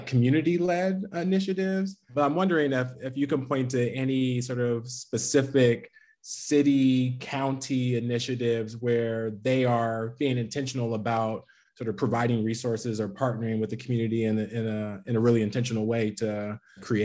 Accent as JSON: {"language": "English", "town": "Alameda", "region": "California", "country": "United States", "tie": "born or raised there", "also_born_or_lived": "Oakland, California", "moved": "yes", "said": "I was actually born in Oakland and grew up in Alameda. So that is my hometown"}